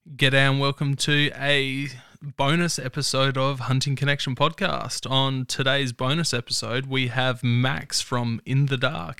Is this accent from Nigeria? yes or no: no; Mount Torrens, South Australia, Australia; I grew up in Mount Torrens, so nice, nice and close.